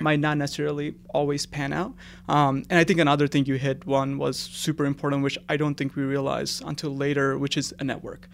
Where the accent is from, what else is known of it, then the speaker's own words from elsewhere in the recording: India; moved away; I was really lucky to have my dad when I was growing up in India